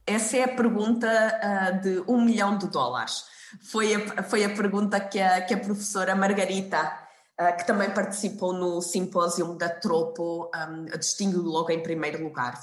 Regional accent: Portugal; now in Hamburg, Germany; eu lembro-me quando era quando era pequena, estava em Portugal

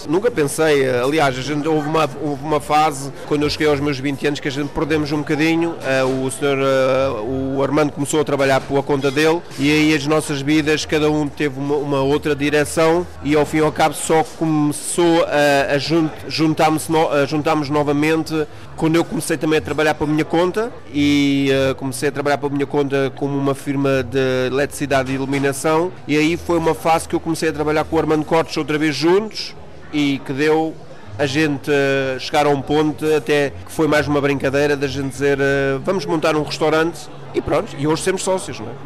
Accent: Düsseldorf, North Rhine-Westphalia, Germany; also born or lived in Dortmund area, Germany; Nasci em Mestre, perto de Dortmund, aqui em Nordrhein-Westfalen, Nordrhein-Westfalia, e, uh, e nasci lá. Vim com dois anos para Düsseldorf.

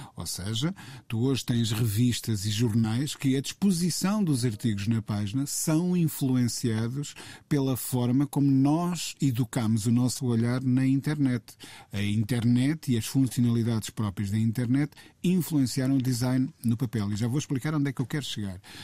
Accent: Coimbra, Centro, Portugal; em Coimbra, de onde eu sou natural

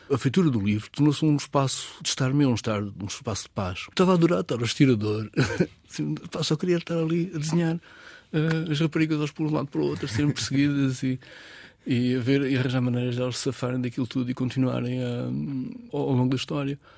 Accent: Alhandra, near Vila Franca de Xira, Lisbon, Portugal; born or raised there

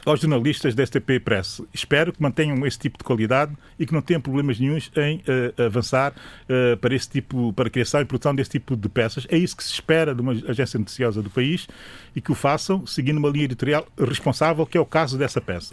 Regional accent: São Tomé & Príncipe; sou São Tomense

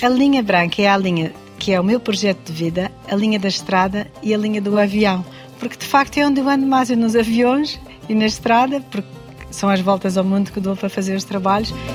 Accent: Madeira, Portugal; also born or lived in Lisbon; Eu sou uma portuguesa da Madeira, sim. É engraçado, eu em Lisboa sinto-me madeirense

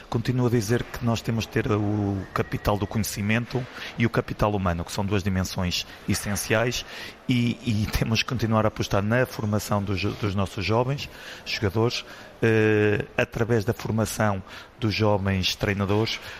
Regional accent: Portugal; nós somos portugueses

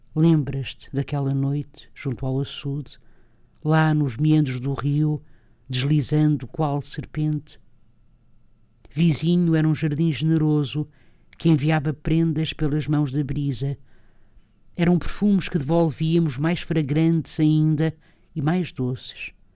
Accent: Lisbon, Portugal; eu própria sou do Sul, não é? Sou de, de Lisboa

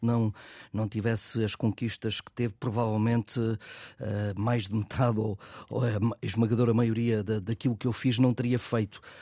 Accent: Peso da Régua, Norte, Portugal; do Sport Clube da Régua, que é o clube da minha terra

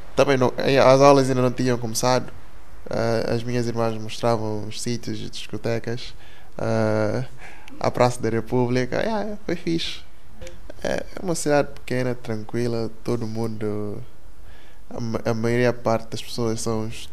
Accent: Guinea-Bissau; moved away as an adult; now in Portugal; nasci na Guiné-Bissau. Uh, eh, cheguei cá com 18 anos.

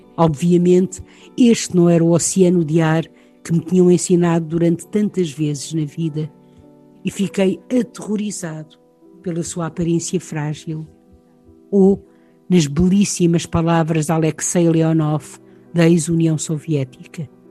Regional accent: Leça da Palmeira, Norte, Portugal; also born or lived in Lisbon / Sintra; porque nasci poucos meses depois em Lisboa e vivi em Sintra, cidade que hoje é património mundial. Quando tinha nove anos, fui com os meus pais para o norte de Portugal, Lessa da Palmeira, perto de Matosinhos

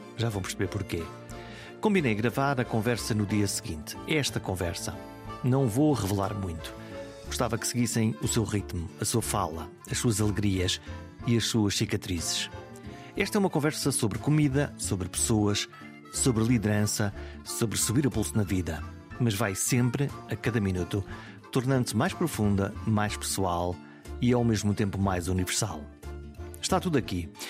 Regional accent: Viana do Castelo, Norte, Portugal; moved away; Hoje estou em Viena do Castelo. É o regresso simbólico a casa, à cidade onde nasci e onde permanece a minha alma de alto minhoto

